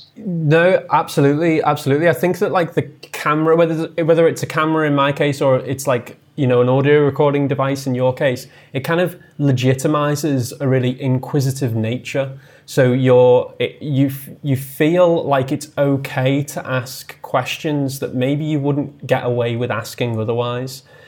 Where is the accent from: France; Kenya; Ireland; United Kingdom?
United Kingdom; the Wirral, North West England; I grew up on the Wirral, um, which is a small, it's a small peninsula just south of Liverpool